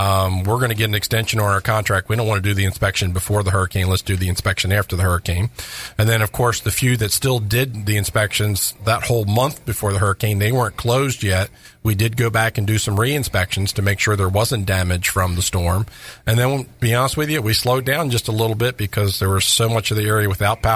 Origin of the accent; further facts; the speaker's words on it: Maryland, United States; now in Florida, United States; I'm originally from Maryland